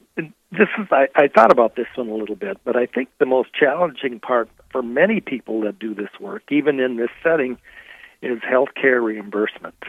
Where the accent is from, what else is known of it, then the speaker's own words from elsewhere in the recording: Rochester, Minnesota, United States; also born or lived in Collegeville, Minnesota / Madison, Wisconsin; I am born and raised in Rochester, Minnesota